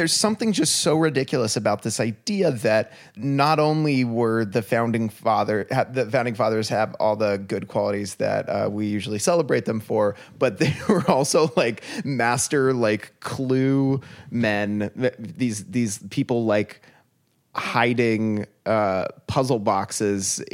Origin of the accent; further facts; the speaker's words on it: United States; as an American